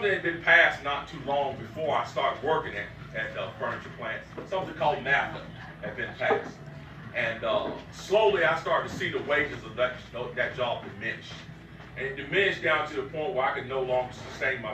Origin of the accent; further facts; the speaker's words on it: Greensboro, North Carolina, United States; born and raised in Greensboro with the Greensboro City Schools